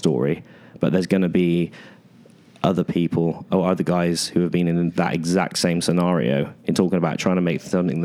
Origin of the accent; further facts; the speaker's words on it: United Kingdom; being a British artist